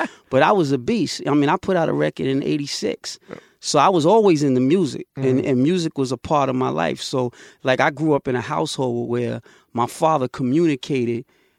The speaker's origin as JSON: {"language": "English", "town": "Queens", "region": "New York", "country": "United States", "tie": "born or raised there", "said": "the time I grew up in Queens was, we were like the birth of that commercialization"}